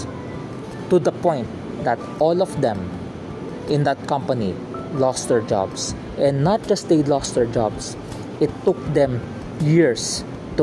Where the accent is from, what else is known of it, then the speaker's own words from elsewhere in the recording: Philippines; In Tagalog, because I'm from a Filipino, I'm from the Philippines, we have this word, malasakit